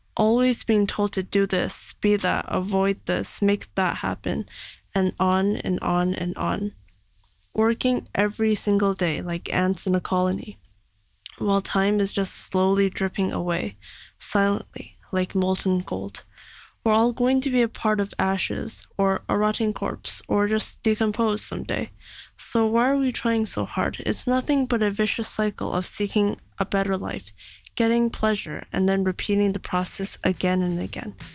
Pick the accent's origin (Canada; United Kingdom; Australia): Canada; now in China; I'm from Canada